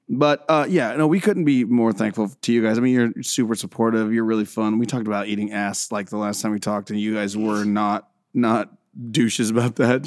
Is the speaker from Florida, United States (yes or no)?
yes; Central Florida, United States; swampy redneck kind of South, um, that I grew up in.